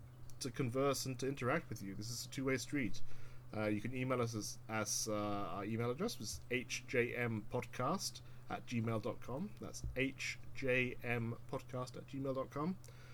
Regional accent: United Kingdom; We've got some listeners in the UK, my home state.

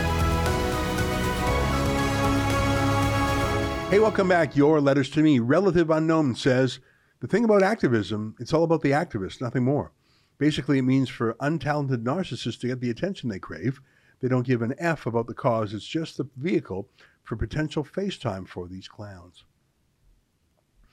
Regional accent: Calgary, Alberta, Canada; I'm from Calgary

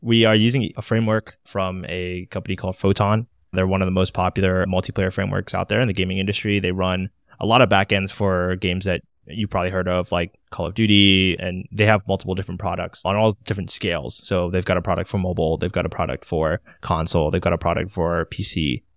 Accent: Maryland, United States; now in Washington, D.C., United States; I'm located in D C, born and raised in Maryland, so I've been in the area my whole life

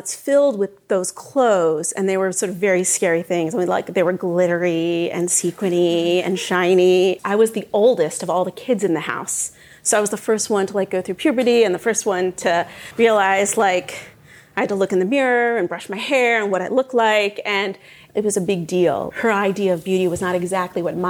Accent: Montclair, New Jersey, United States; I grew up in Montclair.

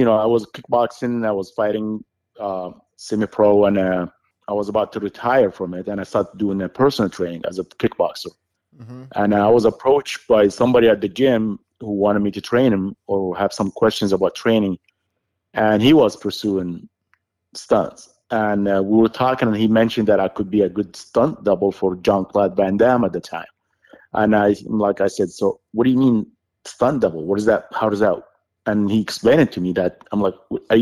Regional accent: Saudi Arabia; English is a second language; moved away; I grew up in Saudi Arabia

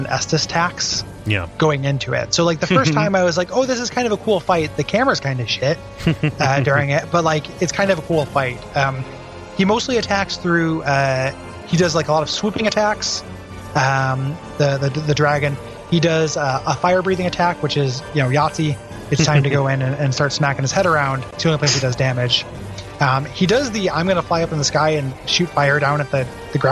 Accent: Tornado Alley, United States; I grew up in Tornado Alley. Like, this is a specific kind of storm that we got all the time growing up.

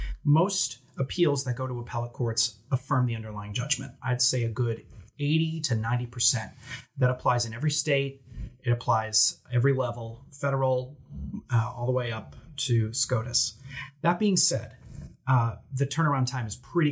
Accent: New Jersey, United States; accent: Jersey; my Jersey accent

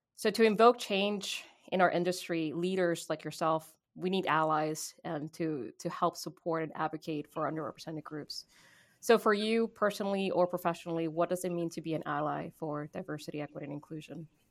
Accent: Puerto Rico; now in United States; I am Puerto Rican, and because I'm Puerto Rican, I'm an American citizen.

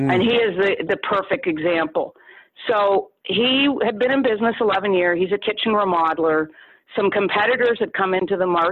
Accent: Canada; I'm a Canadian

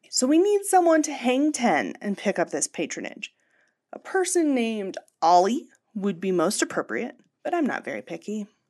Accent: rural Pennsylvania, United States; the punk scene in my hometown in rural Pennsylvania in the late nineties and early two thousands

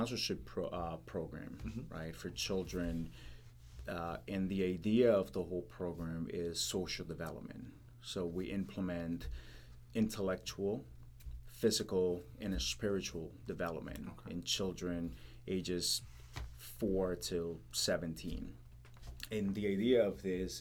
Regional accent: Colombia; moved away as an adult; now in United States; I grew up in Colombia, so I witnessed corruption and just violence in general. So when I moved to the States

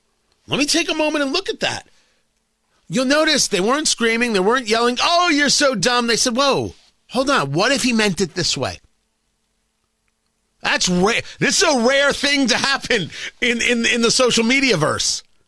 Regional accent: United States; I'm an American. Our country is being invaded right now.

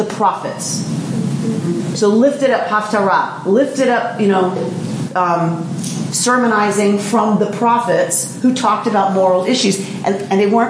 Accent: United States; as an American

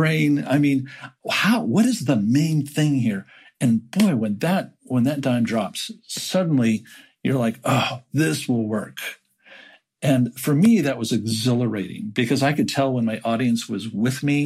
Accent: Southern California, United States; moved away; I am from Southern California. That's where I grew up.

